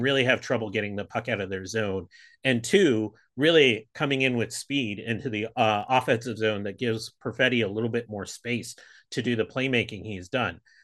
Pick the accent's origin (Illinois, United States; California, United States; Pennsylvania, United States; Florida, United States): Pennsylvania, United States; Pittsburgh; also born or lived in Buffalo, New York; now in San Francisco, United States; I really grew up outside of Pittsburgh